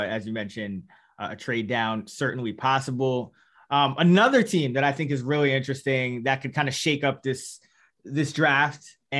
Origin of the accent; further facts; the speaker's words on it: New York, United States; my hometown, New York.